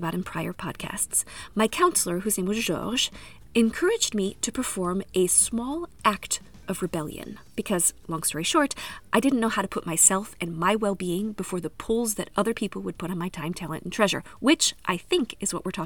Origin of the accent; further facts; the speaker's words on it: United States; moved away as an adult; now in France; as an American